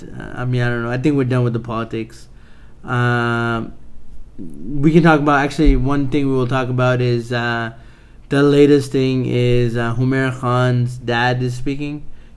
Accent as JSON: {"language": "English", "country": "United Kingdom", "said": "Because I'm British."}